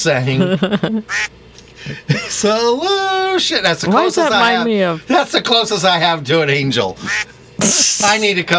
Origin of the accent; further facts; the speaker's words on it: Torrance, California, United States; also born or lived in Hawthorne, California / Hollywood, California; I was born in Hollywood Presbyterian and raised in Hawthorne and then Torrance, so I know the area.